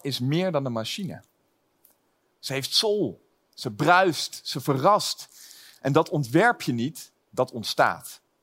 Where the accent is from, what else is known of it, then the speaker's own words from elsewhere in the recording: Lelystad, Flevoland, Netherlands; Ik kom zelf uit Lelystad